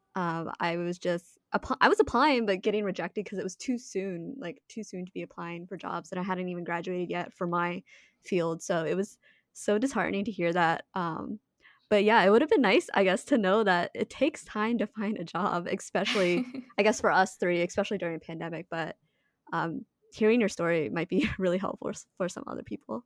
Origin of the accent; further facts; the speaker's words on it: DC area, District of Columbia, United States; we grew up on the East Coast in the D C area